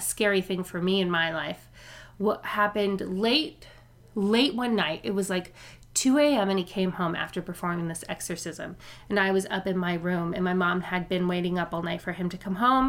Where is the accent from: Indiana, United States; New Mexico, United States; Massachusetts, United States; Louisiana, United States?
Louisiana, United States; New Orleans; I grew up in New Orleans. I was born in New Orleans